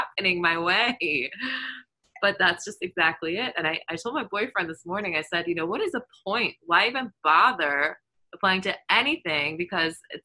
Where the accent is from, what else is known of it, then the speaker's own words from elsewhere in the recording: Germany; moved away; I grew up in Germany